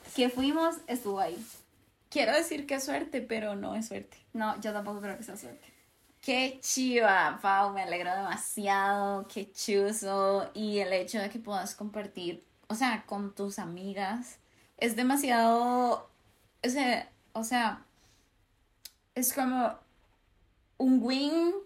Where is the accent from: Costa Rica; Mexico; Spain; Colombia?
Costa Rica; como costarricense, por lo menos, que es lo que soy